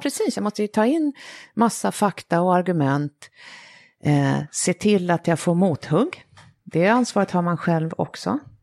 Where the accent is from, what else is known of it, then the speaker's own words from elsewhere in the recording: Sweden; som svensk